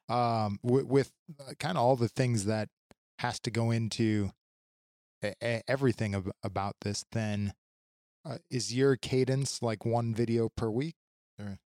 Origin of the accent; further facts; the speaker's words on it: United States; as an American